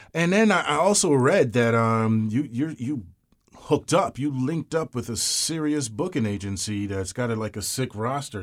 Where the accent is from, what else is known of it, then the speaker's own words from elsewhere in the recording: Georgetown, Guyana; also born or lived in Brooklyn, New York; now in United States; I'm a hundred percent West Indian. I'm Guyanese